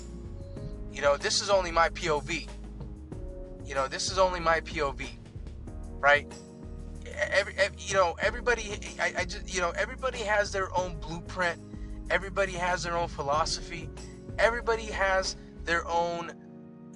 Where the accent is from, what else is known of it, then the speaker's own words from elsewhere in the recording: Los Angeles, California, United States; I grew up in downtown